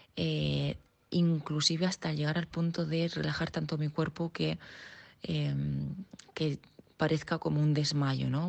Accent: Region of Murcia, Spain; yo soy murciana

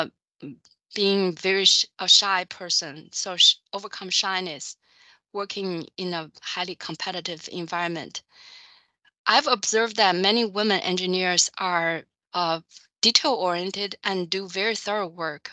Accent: China; moved away as an adult; also born or lived in United States; now in Chicago, United States; I grew up in China

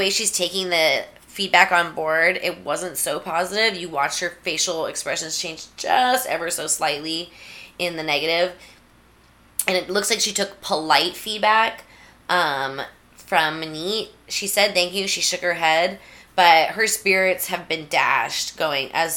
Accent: United States

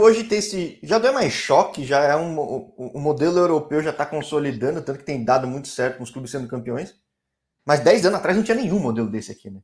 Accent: São Paulo, Brazil; eu sou aqui de São Paulo

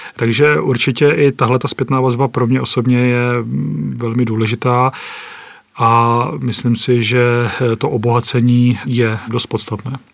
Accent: Třebíč area, Vysočina Region, Czechia; z Vysočiny pocházím ze Střebícka

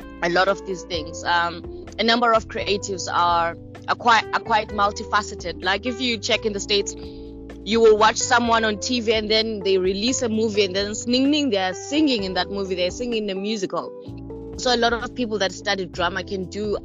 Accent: Queenstown, Eastern Cape, South Africa; also born or lived in Pretoria / Durban; now in Johannesburg, South Africa; I am from the Eastern Cape, from Queenstown. I'm living in Joburg now.

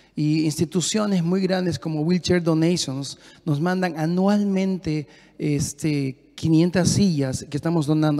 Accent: Peru; moved away as an adult; Hablo muy rápido como peruano

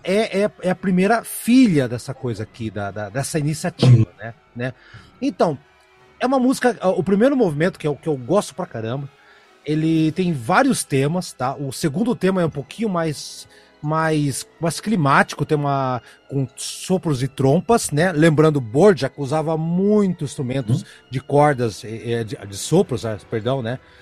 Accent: Brazil; eu, Brasil

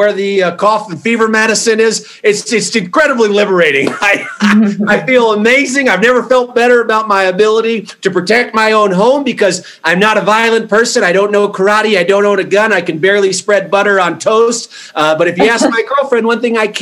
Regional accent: Colorado, United States; I'm from Colorado.

